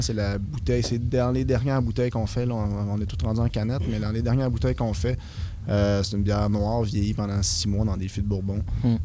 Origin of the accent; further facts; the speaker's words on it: Victoriaville, Quebec, Canada; moved away as an adult; now in Rouyn-Noranda, Canada; Je suis d'origine de Victoriaville, mais j'étais venu ici deux ans